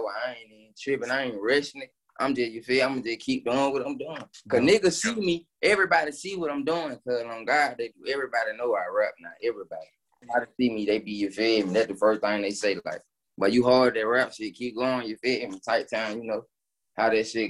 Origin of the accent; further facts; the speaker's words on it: Birmingham, Alabama, United States; also born or lived in Fairfield, Alabama; growing up in Ensley